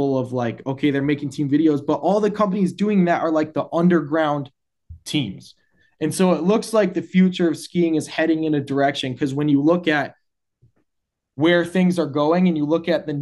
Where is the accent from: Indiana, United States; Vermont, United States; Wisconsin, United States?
Wisconsin, United States; as being like a Midwest rope toe kid and growing up in Wisconsin